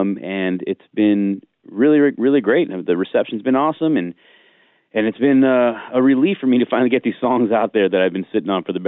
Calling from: Nashville, Tennessee, United States; I'm in Nashville right now.

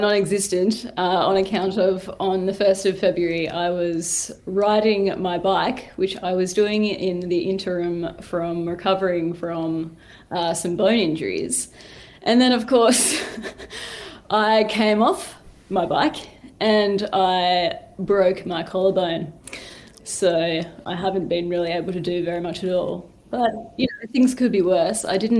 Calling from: Hobart, Tasmania, Australia

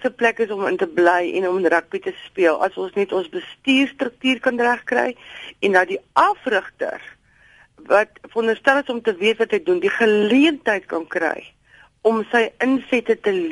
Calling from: George, Western Cape, South Africa; ek is hier van George

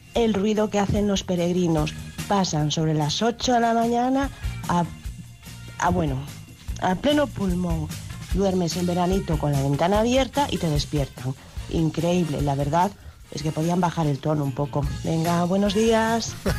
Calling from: Chapela, Galicia, Spain; Yo os llamo desde aquí, desde Chapela eh, entre Vigo y, Redondela y comentaros que yo vivo a pie de camino

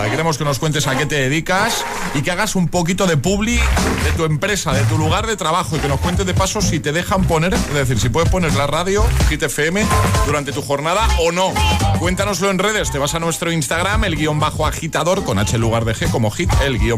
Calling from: Valencia, Valencian Community, Spain; de Valencia.

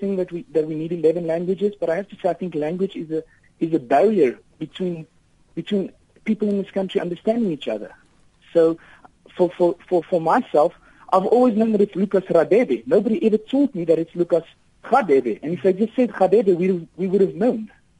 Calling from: Viljoenskroon, Free State, South Africa; first language Afrikaans; English is a second language; I'm a Afrikaans born in South Africa

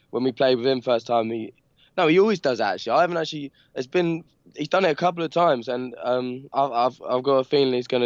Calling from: London, United Kingdom; Um, London, uh, Peckham in London.

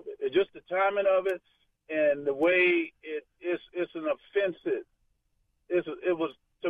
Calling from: Florida, United States; I just want you to know I'm calling from Florida

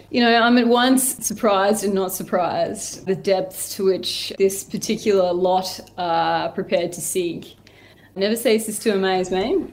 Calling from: Hobart, Tasmania, Australia

